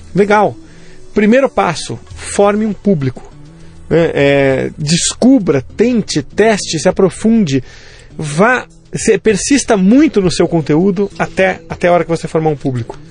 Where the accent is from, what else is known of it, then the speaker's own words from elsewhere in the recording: São Vicente, São Paulo, Brazil; also born or lived in Santos / Nigeria; eu sou natural de Santos, né? Eu falo, eh, na verdade, São Vicente. Eu falo Santos para arredondar